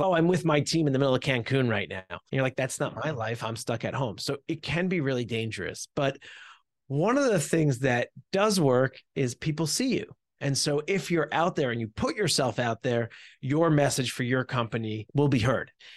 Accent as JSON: {"language": "English", "region": "New Jersey", "country": "United States", "tie": "born or raised there", "said": "I have been born and raised in New Jersey"}